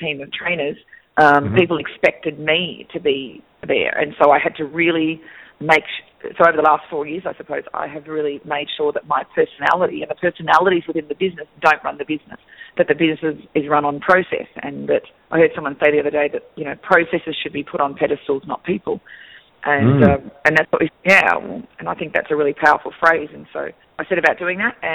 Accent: Australia; accent: Australian; moved away; I'm actually originally from Australia. That's where the accent is from.

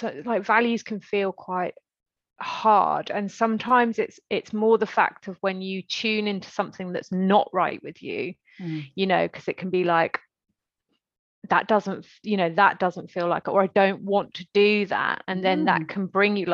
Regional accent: Stroud, South West England, United Kingdom; I grew up in Stroud

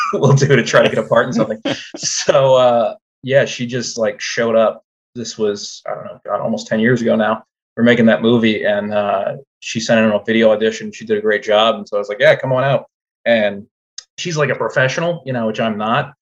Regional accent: New Orleans, Louisiana, United States; I'm from New Orleans

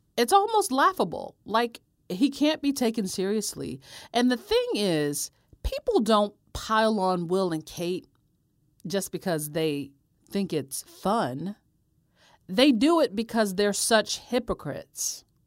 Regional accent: United States; I'm from America

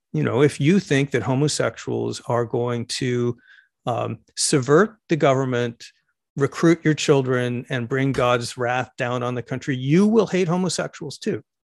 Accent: United States; Speaking as an American homosexual

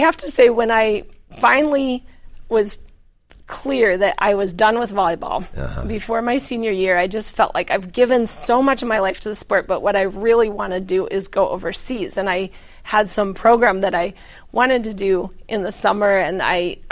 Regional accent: Colorado, United States; I'm a Colorado mountain girl

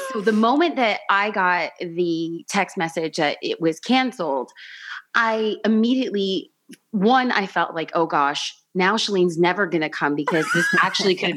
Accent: Los Angeles, California, United States; I was raised in East Los Angeles

